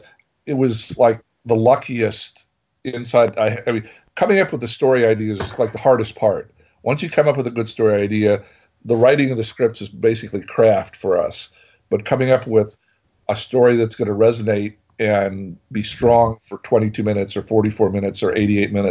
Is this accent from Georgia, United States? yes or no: no; Tennessee, United States; the three main writers on the show, we are all from Tennessee